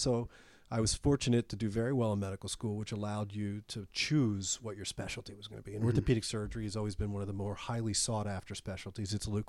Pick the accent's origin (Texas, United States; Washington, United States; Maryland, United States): Maryland, United States; Baltimore; I was from Baltimore originally, so I went back home.